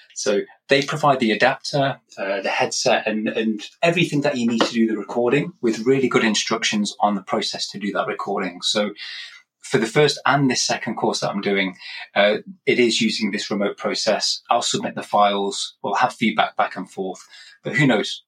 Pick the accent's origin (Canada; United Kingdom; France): United Kingdom; England; moved away; I'm originally from England myself, hence this accent, uh, but I've moved around a bit